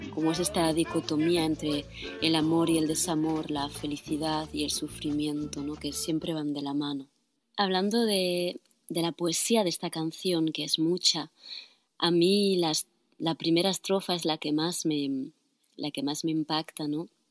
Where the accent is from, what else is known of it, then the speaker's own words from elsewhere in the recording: Barcelona, Catalonia, Spain; first language Spanish and Catalan; moved away as an adult; now in France; soy catalana, nacida en Barcelona donde viví hasta los 23 años y luego me, fui a Francia, donde estoy viviendo desde el 2005